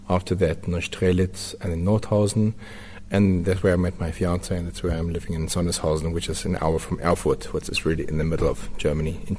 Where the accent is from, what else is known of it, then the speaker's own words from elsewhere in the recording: Newcastle, KwaZulu-Natal, South Africa; born there; also born or lived in Windhoek / Orkney / Rustenburg; I was born in Newcastle mm -hmm. on the coast. Then I moved to Windhoek for two years, and then my stepfather got a job in the mines in Orkney.